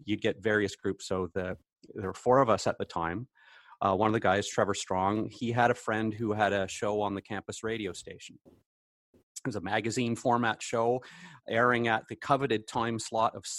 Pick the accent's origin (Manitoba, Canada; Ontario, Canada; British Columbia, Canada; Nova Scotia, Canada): Ontario, Canada; Hamilton; also born or lived in Kingston, Ontario; now in Renfrew, Canada; I grew up in Hamilton